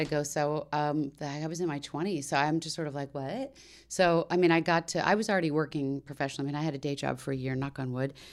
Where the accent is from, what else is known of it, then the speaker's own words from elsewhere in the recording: D.C. area, Maryland, United States; moved away; the D C area where I grew up in Maryland.